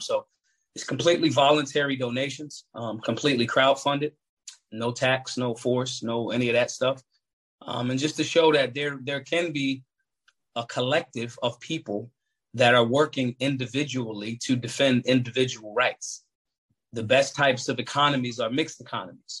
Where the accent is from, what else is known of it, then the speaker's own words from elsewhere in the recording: Philadelphia, Pennsylvania, United States; I grew up in North Philadelphia.